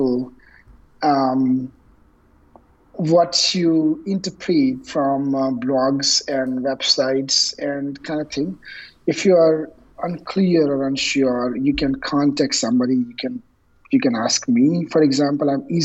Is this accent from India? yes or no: yes; India; moved away; I was born and raised in India, and my parents live there